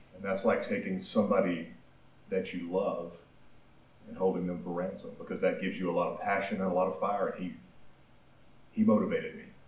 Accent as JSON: {"language": "English", "town": "Pine Bluff", "region": "Arkansas", "country": "United States", "tie": "born or raised there", "said": "I grew up in Pine Bluff, Arkansas"}